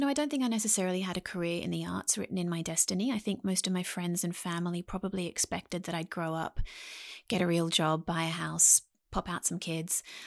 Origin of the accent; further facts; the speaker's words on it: Sydney, New South Wales, Australia; I spent most of my life in Sydney, Australia, um, a place called Mount Pritchard